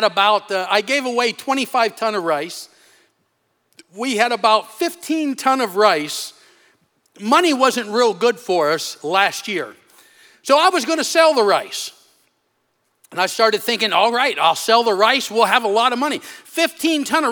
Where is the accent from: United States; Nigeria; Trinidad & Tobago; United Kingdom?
United States; moved away as an adult; now in Africa; One's in my hometown